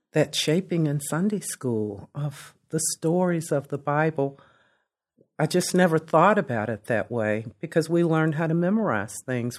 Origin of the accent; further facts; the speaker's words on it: Lexington, Kentucky, United States; also born or lived in Delaware; I grew up in Lexington. I grew up in a segregated Lexington.